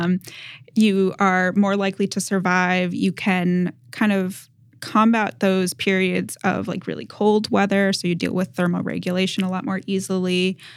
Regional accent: Massachusetts, United States; moved away; I grew up in New England. I'm from Massachusetts originally

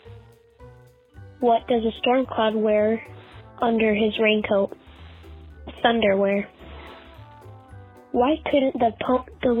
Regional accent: Ogden, Utah, United States; We are from Ogden, Utah.

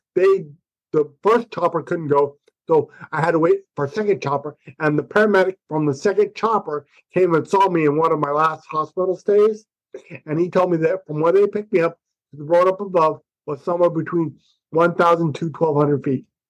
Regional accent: United States; I'm an American

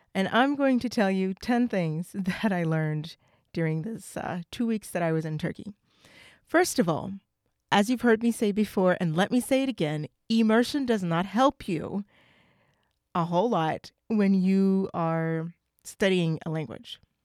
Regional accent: United States; I'm not African. Nobody in my family is from Africa. I'm from the United States

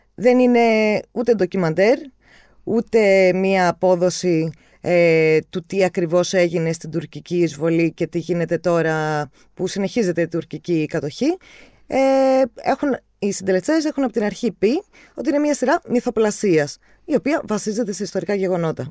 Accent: Cyprus; εμεί που είμαστε από την Κύπρο

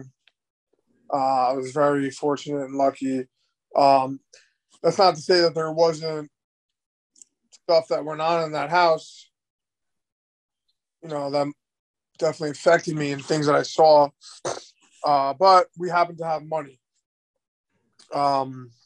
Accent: Nassau County, Long Island, later Queens, New York, United States; I grew up in, for the first half of my life, in Nassau County in Long Island

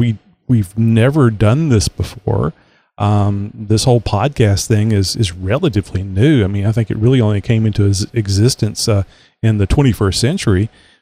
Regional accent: Texas, United States; I always say born and reared in Texas

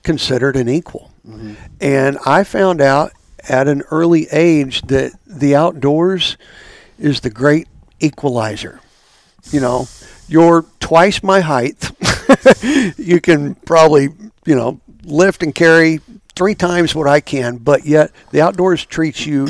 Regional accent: Stillwater, Oklahoma, United States; growing up, we always would tease that, when the students would leave, we would get our town back

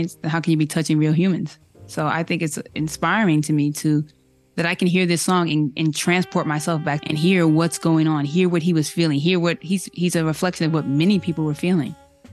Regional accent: New York, United States; I'm from New York

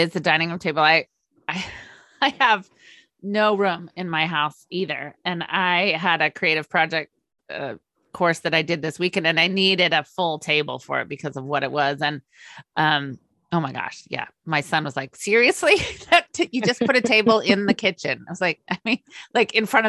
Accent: Northern California, United States; moved away as an adult; also born or lived in New York; I grew up on the West Coast in Northern California

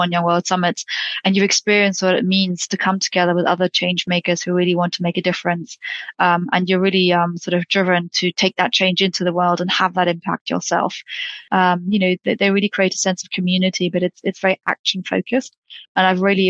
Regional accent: United Kingdom; now in Paris, France; I'm based in Paris. I'm British by background.

